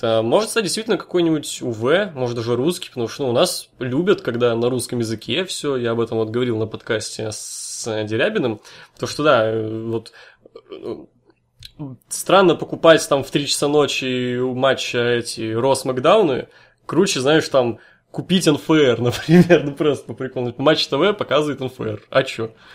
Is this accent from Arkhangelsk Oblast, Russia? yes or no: yes; Severodvinsk, Arkhangelsk Oblast, Russia; я вообще из Северодвинска, чувак, я с севера